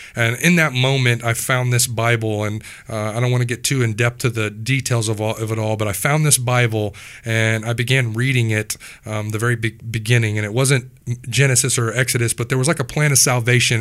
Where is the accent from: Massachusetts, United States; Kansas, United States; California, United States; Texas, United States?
Kansas, United States; Wichita; I grew up here in Wichita, Kansas